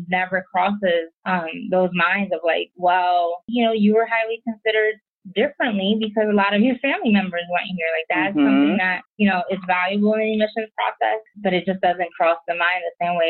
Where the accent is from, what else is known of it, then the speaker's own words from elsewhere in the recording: New York City, New York, United States; moved away as an adult; I'm from New York City